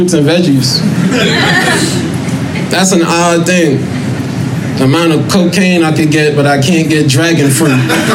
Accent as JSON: {"language": "English", "town": "New York City", "region": "New York", "country": "United States", "said": "I come from Southside Jamaica, Queens, nigga. It's the hood."}